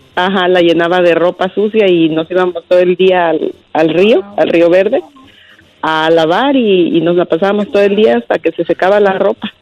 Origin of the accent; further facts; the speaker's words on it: Oaxaca, Mexico; moved away; yo soy de Oaxaca y vivíamos en la costa chica de Oaxaca, eh, cerca de la playa de Puerto Escondido